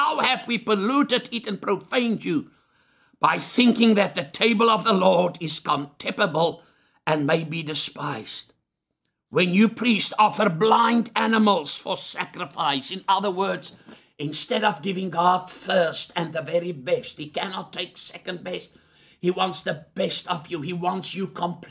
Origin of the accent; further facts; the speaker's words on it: South Africa; I'm a South African